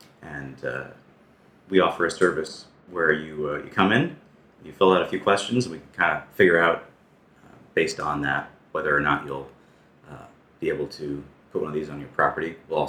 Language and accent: English; New Jersey, United States; also born or lived in Brooklyn; now in Hawaii, United States; I didn't want to say, but New Jersey.